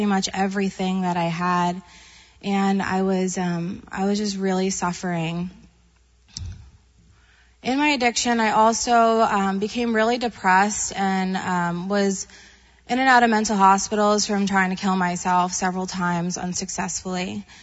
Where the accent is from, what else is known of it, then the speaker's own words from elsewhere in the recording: Long Island, New York, United States; moved away; I'm originally from Long Island, New York